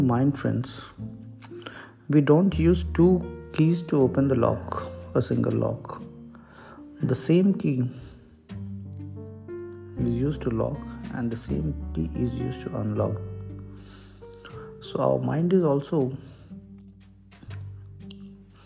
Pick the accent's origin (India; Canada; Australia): India; I am an Indian